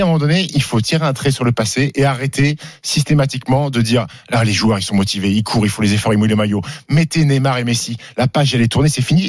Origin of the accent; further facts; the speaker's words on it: Annecy, Auvergne-Rhône-Alpes, France; j'ai grandi à Annecy